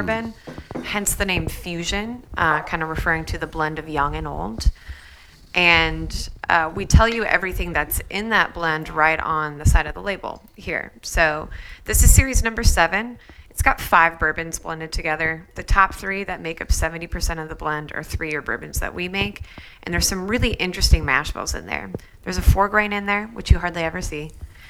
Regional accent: Peoria, Illinois, United States; Peoria, Illinois.

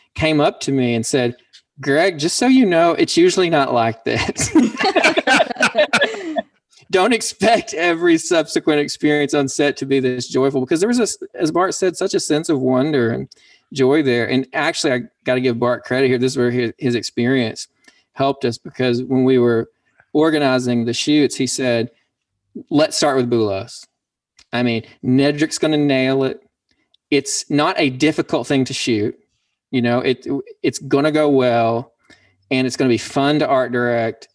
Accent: Pumpkin Bend, Arkansas, United States; now in Dallas, United States; I'm a poet from Pumpkin Bend, Arkansas, and I'm also a musician and now live in Dallas, Texas

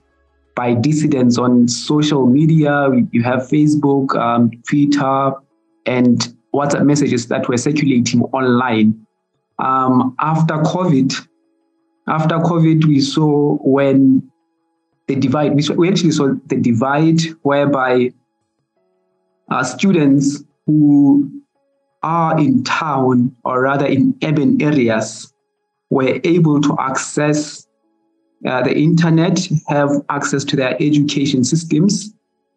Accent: Lesotho; from the Mountain Kingdom of Lesotho.

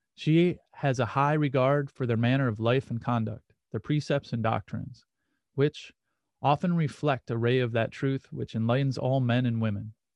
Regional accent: Muskegon, Michigan, United States; born or raised there

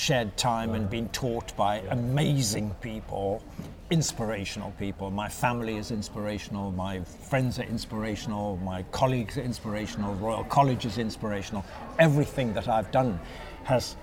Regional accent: Zimbabwe; moved away; also born or lived in South Africa; I was born and brought up in South Africa and Zimbabwe, what was then Rhodesia

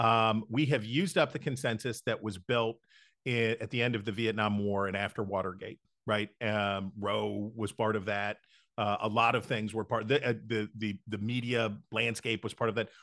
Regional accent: West Virginia, United States; moved away; almost all of my life in West Virginia, growing up in West Virginia, and until about the time that I left the state

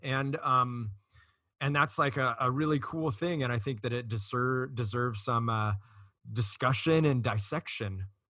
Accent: Costa Mesa, California, United States; I grew up in Costa Mesa, which borders Huntington Beach

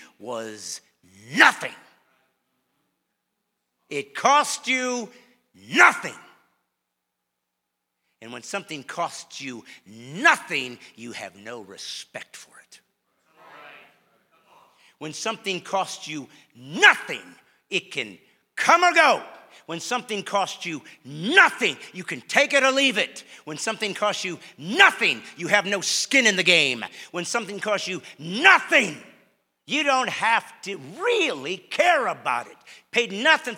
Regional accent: Bremen, Indiana, United States; I was born in a small town in Indiana called Bremen, Indiana

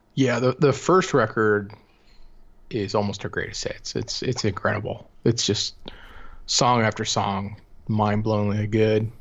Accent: Cleveland, Ohio, United States; growing up in Cleveland

